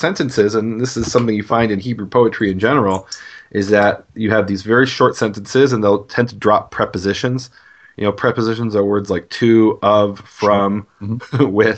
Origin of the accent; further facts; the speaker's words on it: Illinois, United States; I'm from Illinois